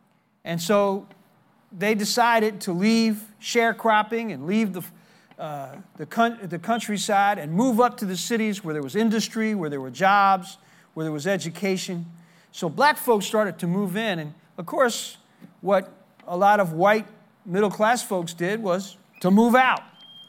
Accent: Newark, New Jersey, United States; also born or lived in Memphis, Tennessee; I was born in Memphis, Tennessee, and my father abandoned my family when I was 4 years old, put us on a train, and sent us to New Jersey. That's where my mother's parents lived, in the city of Newark.

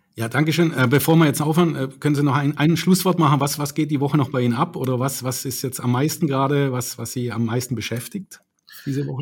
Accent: Baden-Württemberg, Germany; hier bei uns in Baden-Württemberg

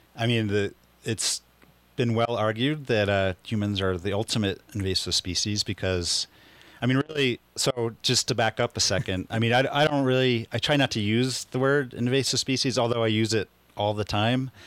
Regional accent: Philadelphia, Pennsylvania, United States; moved away as an adult; now in Taos, United States; I'm originally from Philadelphia, and, um, I've been here in Taos, New Mexico for the last twenty three years

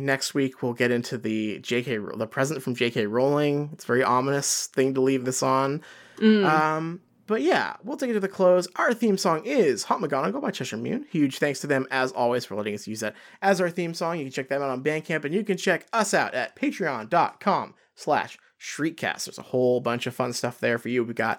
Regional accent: Australia; As an Australian, I know that many of us would kill for a relatively instant connection to wizarding locations around the world.

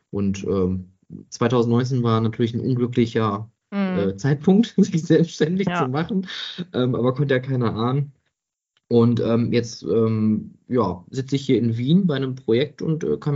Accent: Oberhausen, North Rhine-Westphalia, Germany; Ich bin Kind des Ruhrgebiets, ähm, ich komme gebürtig aus Oberhausen, also da, wo das heutige Zentro ist.

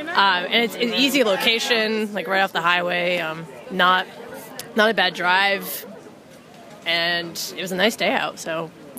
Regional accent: New York, United States; now in Massachusetts, United States; I'm originally from New York, moved to Mass, went to UMass, and here I am, first … concert.

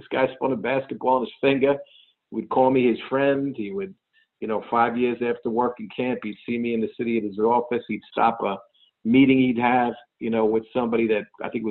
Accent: Long Island, New York, United States; where I grew up in Long Island

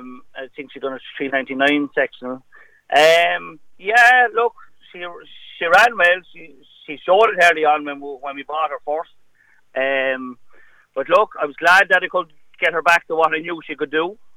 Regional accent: Wexford area, County Wexford, Ireland; I grew up down near Rossfair.

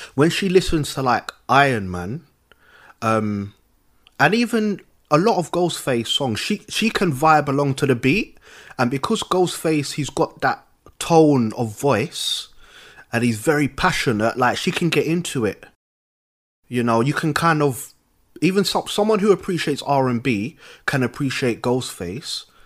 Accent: London, United Kingdom; I'm from London.

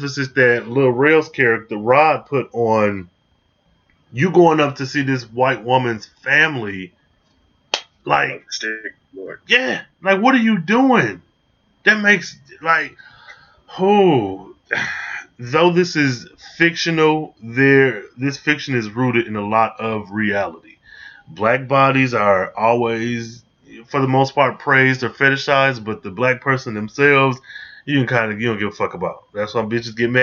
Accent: Michigan, United States; I'm being from Michigan

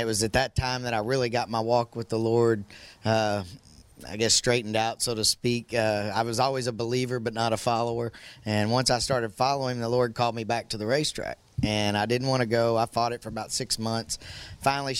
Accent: Hot Springs, Arkansas, United States; moved away as an adult; also born or lived in Texas; working at Oaklawn Park, which is my hometown, Hot Springs, Arkansas.

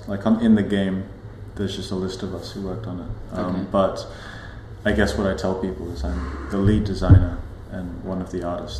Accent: Australia; moved away as an adult; also born or lived in Hong Kong; I grew up in Australia

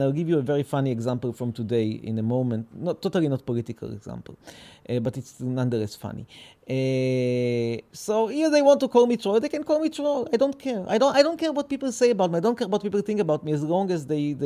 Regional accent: Petah Tikva, Central District, Israel; They gave me birth here in Petah Tikva. I was born in Petah Tikva.

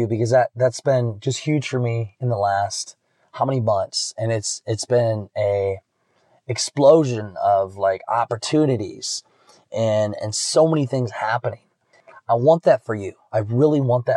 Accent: Iowa, United States; born or raised there; now in Florida, United States

